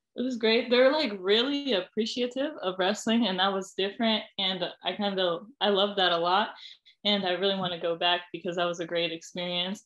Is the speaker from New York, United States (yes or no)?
no; Ohio, United States; I was from Ohio